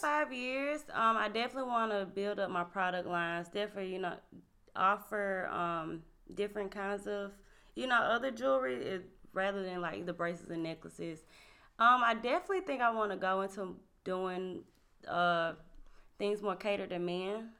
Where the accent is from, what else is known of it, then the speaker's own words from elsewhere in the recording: Winnsboro, South Carolina, United States; I'm from Winsboro, South Carolina, our hometown